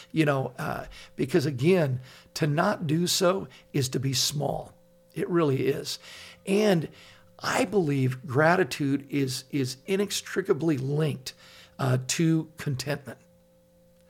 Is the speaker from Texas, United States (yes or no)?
no; Laguna Beach, California, United States; I grew up in Laguna Beach, and there's guys in my high school that are driving in with Porsches, BMWs